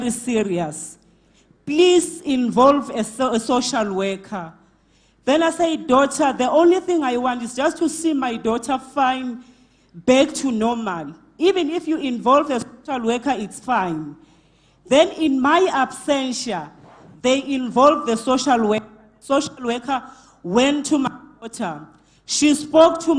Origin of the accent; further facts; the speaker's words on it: Mpumalanga, South Africa; I'm from Mpumalanga